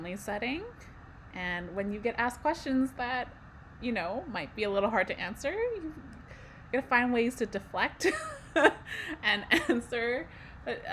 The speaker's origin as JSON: {"language": "English", "town": "Vancouver", "region": "British Columbia", "country": "Canada", "tie": "born or raised there", "said": "I was born and raised in Vancouver, and my family is from Hong Kong."}